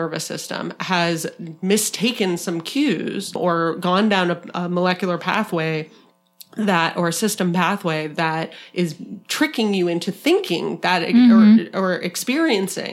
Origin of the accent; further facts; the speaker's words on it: Arizona, United States; from my home state of Arizona